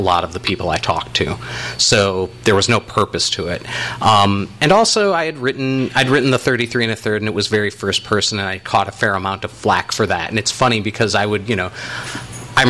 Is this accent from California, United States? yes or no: no; Richfield, Minnesota, United States; I was from Richfield, Minnesota